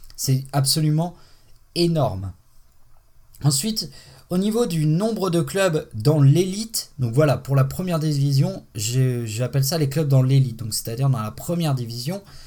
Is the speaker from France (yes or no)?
yes; Haute-Savoie, Auvergne-Rhône-Alpes, France; je suis de Haute-Savoie